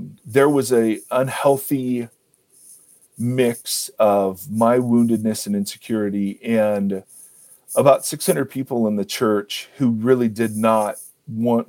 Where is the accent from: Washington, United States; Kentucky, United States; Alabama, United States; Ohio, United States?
Ohio, United States; moved away as an adult; also born or lived in California; now in Columbus, United States; I grew up in Ohio